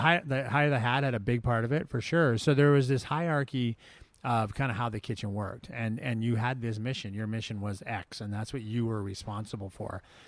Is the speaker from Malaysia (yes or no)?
no; Victoria, British Columbia, Canada; moved away as an adult; now in San Diego, United States; Smitty's was looking for a, a cook in my hometown. I was back in Victoria